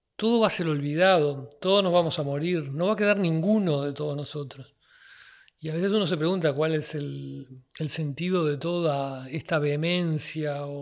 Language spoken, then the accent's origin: Spanish; Uruguay; soy un uruguayo de 58 años